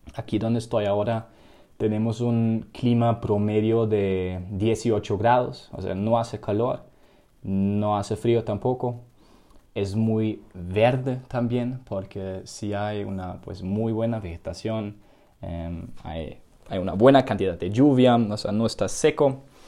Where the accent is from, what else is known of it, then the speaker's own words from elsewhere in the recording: Germany; now in Colombia; soy de, soy de Alemania